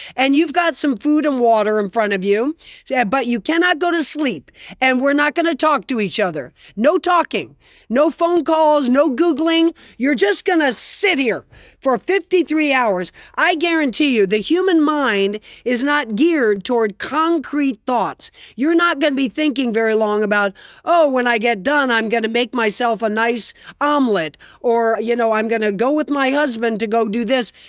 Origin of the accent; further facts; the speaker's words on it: Fort Lauderdale, Florida, United States; also born or lived in New York City; I grew up in Fort Lauderdale, Florida